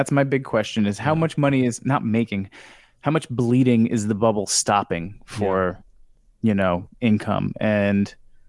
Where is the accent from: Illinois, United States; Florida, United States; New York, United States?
New York, United States; Well, I'm a New Yorker.